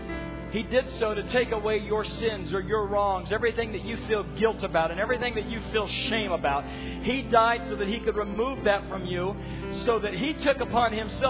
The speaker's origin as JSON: {"language": "English", "country": "United States", "said": "we as American Christians"}